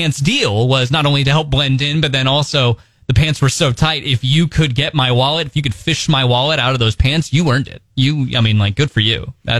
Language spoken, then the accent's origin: English; United States; I'm a proud American.